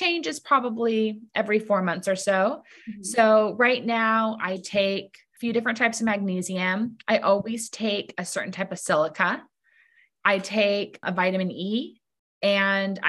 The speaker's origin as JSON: {"language": "English", "town": "Laguna Beach", "region": "California", "country": "United States", "tie": "born or raised there", "also_born_or_lived": "New York City", "said": "I live in Laguna Beach, California, my hometown"}